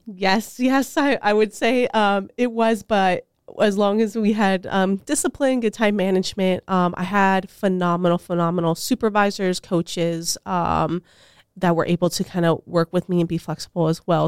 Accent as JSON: {"language": "English", "town": "Tucson", "region": "Arizona", "country": "United States", "moved": "yes", "lives_now": "Steubenville, United States", "said": "I'm originally from Tucson, Arizona"}